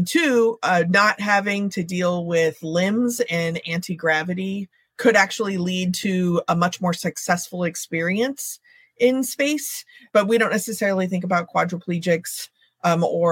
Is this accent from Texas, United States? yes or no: yes; Texas, United States; now in Northern California, United States; I grew up in Texas originally